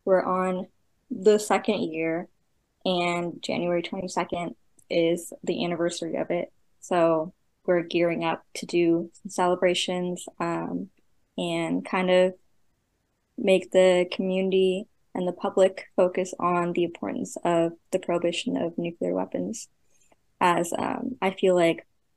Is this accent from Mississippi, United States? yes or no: no; California, United States; I'm originally from California